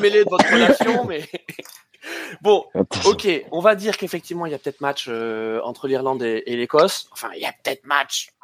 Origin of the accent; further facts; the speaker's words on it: France; on est français